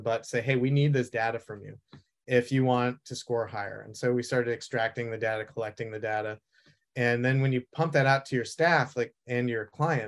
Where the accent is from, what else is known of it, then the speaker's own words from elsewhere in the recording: Vermont, United States; moved away as an adult; also born or lived in Italy / Boston; growing up in Vermont, I really had a hard time being in the city